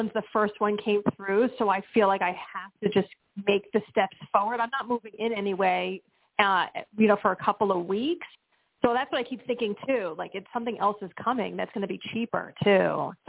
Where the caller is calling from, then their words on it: Pennsylvania, United States; from Pennsylvania as well.